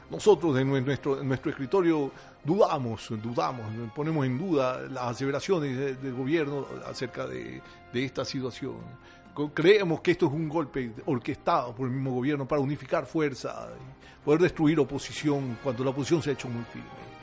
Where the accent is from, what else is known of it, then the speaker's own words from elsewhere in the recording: Venezuela; Somos los hijos de Bolívar. Somos una tierra consagrada al Santísimo, al Santísimo y eso nos hace importante. Nuestra Virgen, nuestra Virgen de Coromoto, nuestra Virgen del Valle están con nosotros